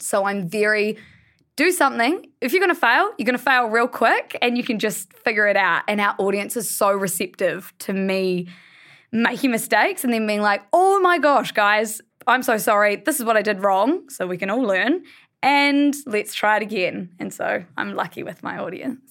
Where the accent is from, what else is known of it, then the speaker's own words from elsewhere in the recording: Blenheim, Marlborough, New Zealand; We're all from Blenheim, which is a small town